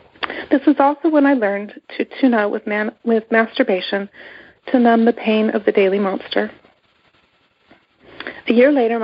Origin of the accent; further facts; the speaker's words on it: Canada; now in United States; Growing up, my family was a typical American family, except we're Canadian. So we moved from Canada to the United States